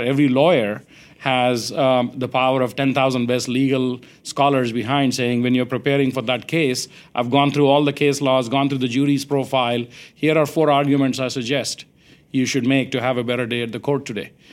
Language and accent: English; India; now in United States; I grew up in India